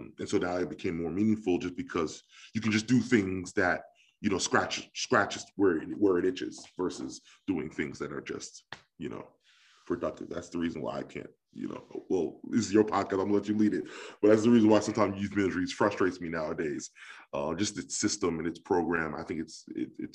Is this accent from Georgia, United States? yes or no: no; New York, United States; growing up in New York, I was really invested in like youth ministries